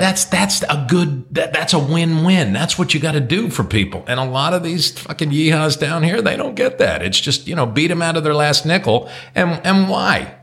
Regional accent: New Jersey, United States; moved away; I also have a pretty intimate knowledge of Jewish folks growing up in Jersey

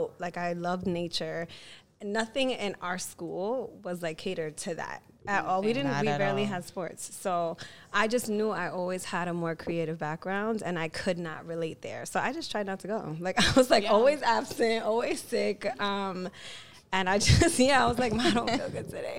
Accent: New York City, New York, United States; I grew up between Harlem and the Bronx, and I actually grew up on Columbia University campus

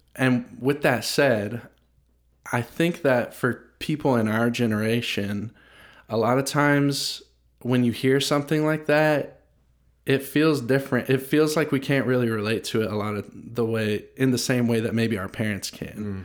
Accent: United States; growing up in America, I'm twenty-five

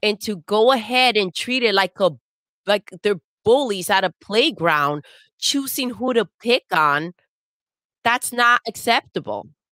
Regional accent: United States; I'm American

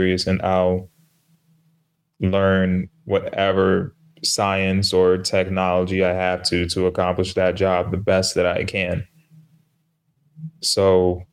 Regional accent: New York City, New York, United States; I'm from New York

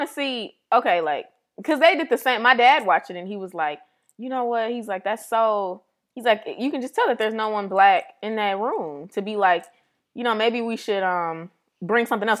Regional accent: St. Louis, Missouri, United States; we're from Saint Louis

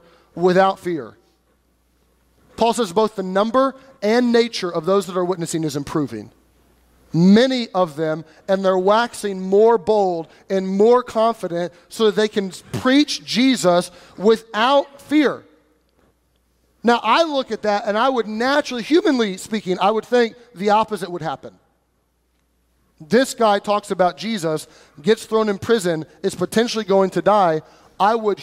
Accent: United States; we as American Christians

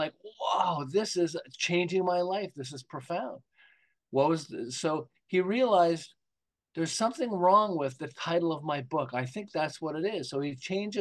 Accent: Montreal, Quebec, Canada; now in Southern California, United States; I'm originally from Montreal. I live in Southern California now

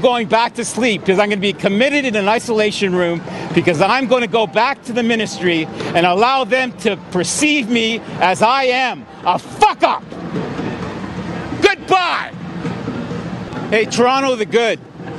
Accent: Yorkshire and the Humber, United Kingdom; I'm from Humberside. I'm sorry if I made a fool of Humberside

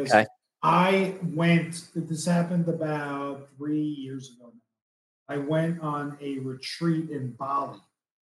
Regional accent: East Coast, United States; I'm from the East Coast

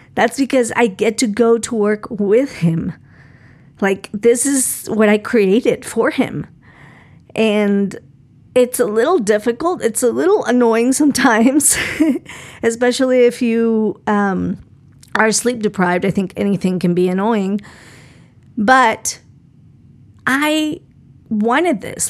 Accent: Colombia; moved away; I grew up in Colombia

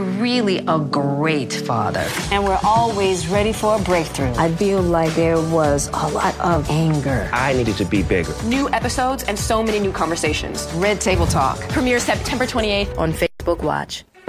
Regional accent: Houston, Texas, United States; I am a native Houstonian, um, born and raised in South Park, dead in Texas

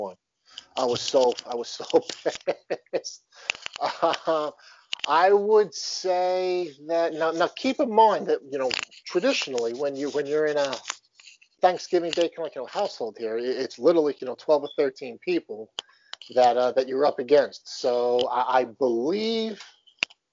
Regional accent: Long Island, New York, United States; I'm born and raised on Long Island, New York

